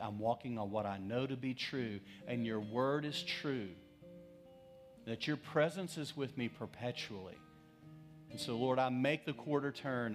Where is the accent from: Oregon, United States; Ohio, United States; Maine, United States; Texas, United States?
Texas, United States; West; I'm from West Texas